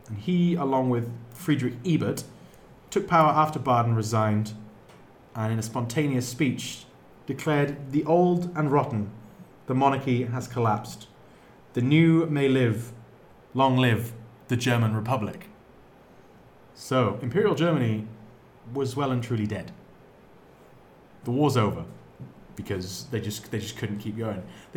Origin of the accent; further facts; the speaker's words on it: England, United Kingdom; I'm English